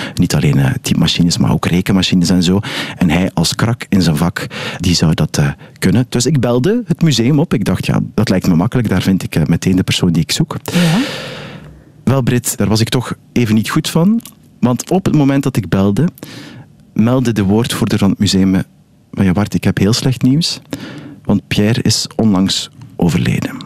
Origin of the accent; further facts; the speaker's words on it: Ghent, Flanders, Belgium; ik ben een Gentenaar